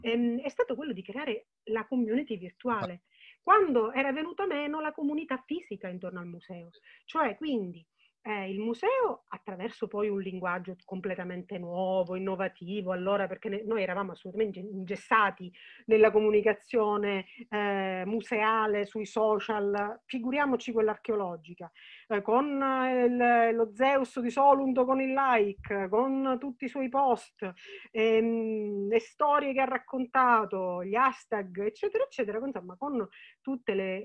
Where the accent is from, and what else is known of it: Sicily, Italy